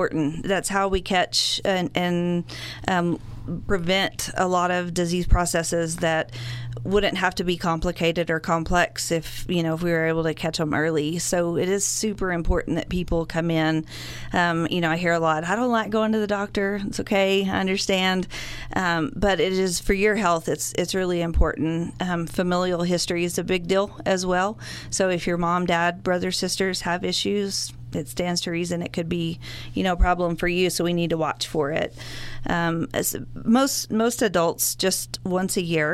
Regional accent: Borger, Texas, United States; now in Amarillo, United States; I'm a Panhandle girl, born and raised. I grew up in Borger, and I've lived in Amarillo since

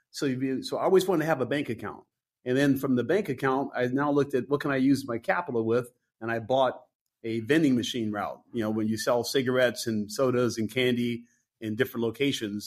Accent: Detroit, Michigan, United States; moved away as an adult; also born or lived in San Francisco; Detroit, my hometown

